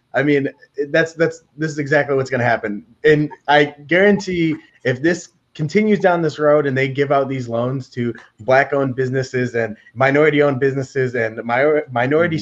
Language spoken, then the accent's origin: English; Detroit, Michigan, United States; born and raised on Eight Mile. Uh, lived in Detroit